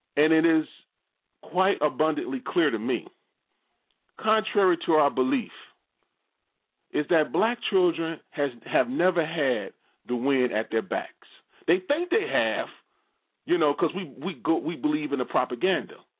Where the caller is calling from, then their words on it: Maryland, United States; I'm calling from Maryland